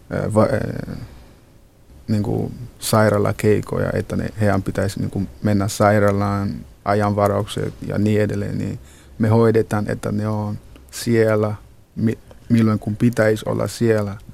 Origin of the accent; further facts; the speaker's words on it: Ghana; Finnish is a second language; now in Finland; Minä olen Ghanasta kotoisin ja mä olen muutanut Suomeen äh, ainakin vähän oli kuusi vuotta sitten. Ja mä olen tällä hetkellä toisa Halikon vastaanottokeskuksessa.